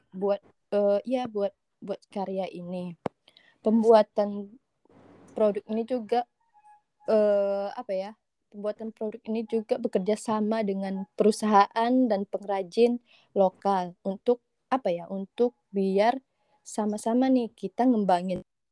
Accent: Siak Sri Indrapura, Riau, Indonesia; aku berasal dari sebuah kota kecil yang ada di Indonesia nih namanya Siak Sri Indrapura. Okay. Nah, Provinsi Riau

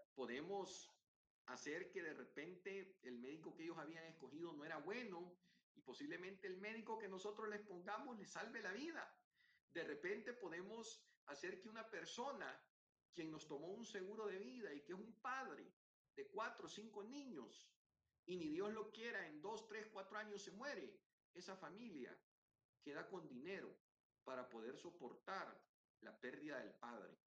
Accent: El Salvador; en mi país

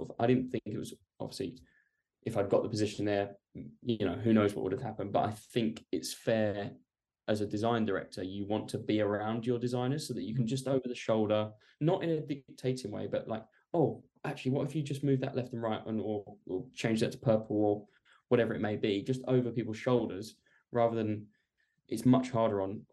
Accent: Essex, East of England, United Kingdom; I'm from Essex.

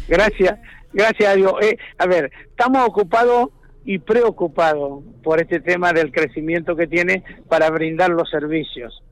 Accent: Speluzzi, La Pampa, Argentina; yo nací y me, me crié y me desarrollé como persona en Speluzzi.

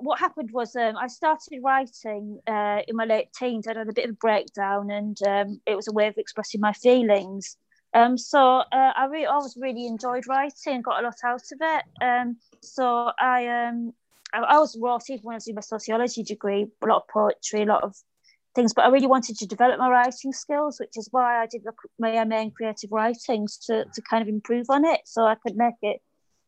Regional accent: Middlesbrough, North East England, United Kingdom; also born or lived in Cambridge; now in Orpington, United Kingdom; My parents moved up north with me when I was a baby

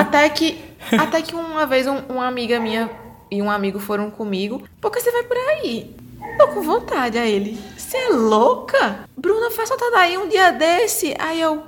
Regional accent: Brazil; eu vinha do Brasil

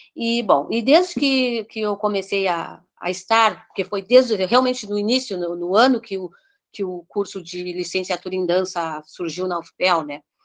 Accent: Pelotas, Rio Grande do Sul, Brazil; eu sou de Pelotas, e consequentemente sendo de Pelotas, é do Rio Grande

